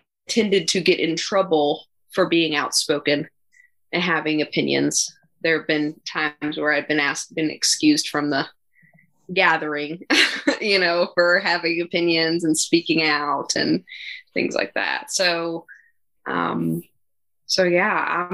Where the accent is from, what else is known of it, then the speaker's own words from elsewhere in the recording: Western Kentucky, United States; moved away; also born or lived in Nashville, Tennessee / Eastern Tennessee; I grew up in Western Kentucky